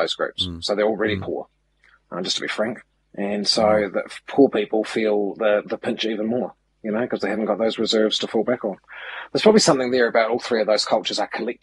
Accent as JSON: {"language": "English", "town": "Milton", "region": "Otago", "country": "New Zealand", "tie": "born or raised there", "moved": "yes", "lives_now": "Auckland, New Zealand", "said": "I shifted away from Milton, my hometown. My brothers and sisters still live there. It was five generations of my ancestors lived there"}